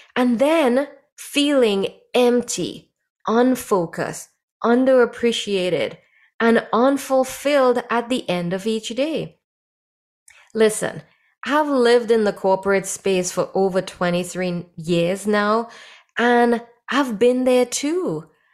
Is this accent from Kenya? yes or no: no; Trinidad & Tobago; moved away; when I was growing up in Trinidad